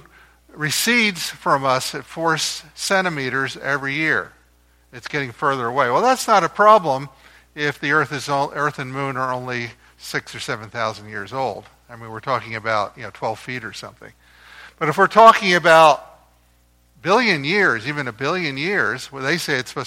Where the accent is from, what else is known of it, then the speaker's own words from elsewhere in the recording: New Jersey, United States; I grew up in New Jersey, right across the river from Philadelphia